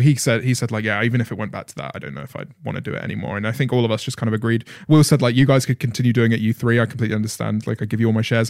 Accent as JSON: {"language": "English", "country": "United Kingdom", "said": "being a British commentator"}